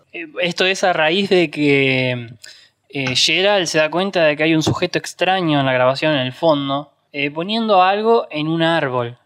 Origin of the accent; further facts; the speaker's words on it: Argentina; los que somos de Argentina obviamente recordamos en el Virtual de Magic Kids